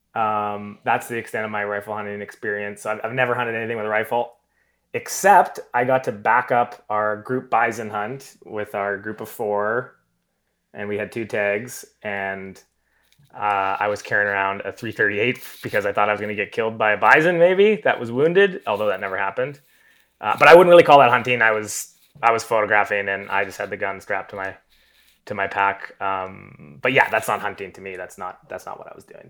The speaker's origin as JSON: {"language": "English", "region": "Southern Alberta", "country": "Canada", "tie": "born or raised there", "said": "I grew up in Southern Alberta."}